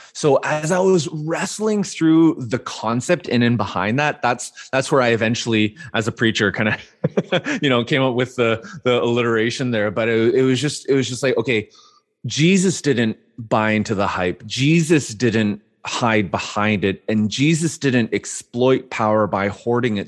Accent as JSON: {"language": "English", "town": "Vancouver", "region": "British Columbia", "country": "Canada", "tie": "born or raised there", "said": "I grew up born and raised in Vancouver, Canada"}